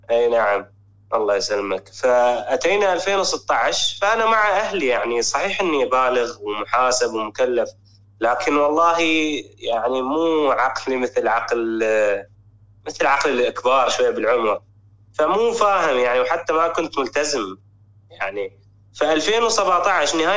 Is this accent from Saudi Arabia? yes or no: no; Iraq; now in Germany; أنا أنا من العراق أنا يعني أتيت لألمانيا أنا وعائلتي